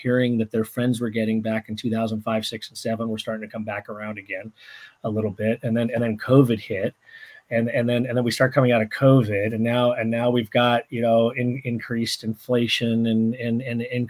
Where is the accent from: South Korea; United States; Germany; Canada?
United States; Santa Maria, California; my wife and I come from Santa Maria, California, and we barbecue with red oak, and so it married my home with oak trees